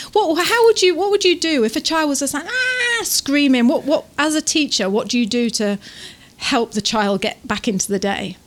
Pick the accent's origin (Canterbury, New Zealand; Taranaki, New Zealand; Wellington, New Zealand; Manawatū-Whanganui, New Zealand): Taranaki, New Zealand; we're from Taranaki